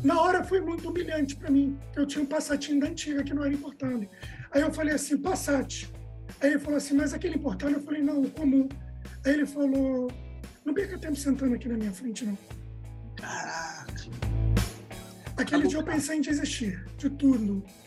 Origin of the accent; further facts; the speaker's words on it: Rio de Janeiro, Brazil; moved away as an adult; also born or lived in Bahia; eu sou carioca